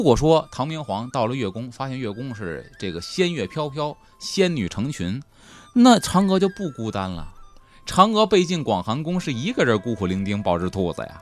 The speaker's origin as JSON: {"language": "Chinese", "country": "China", "said": "我们中国人没有抹灭我们那个浪漫主义的神话色彩"}